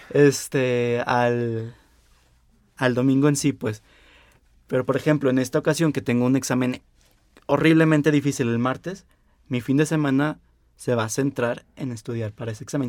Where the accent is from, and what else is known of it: Mexico